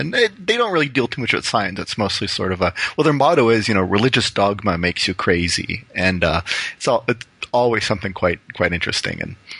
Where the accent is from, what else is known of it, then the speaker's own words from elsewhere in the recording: Windsor, Ontario, Canada; I'm originally from Windsor, Ontario, which is just, you know, right across the river from Detroit.